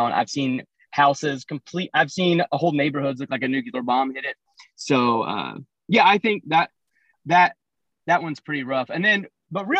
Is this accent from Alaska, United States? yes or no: no; Florida, United States; I grew up in Florida, so I've kind of lived through a lot of hurricanes